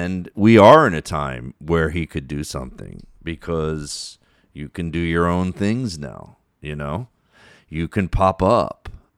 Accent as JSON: {"language": "English", "town": "Philadelphia", "region": "Pennsylvania", "country": "United States", "tie": "born or raised there", "said": "all the stuff about him and growing up in Philadelphia, and I really identified with it"}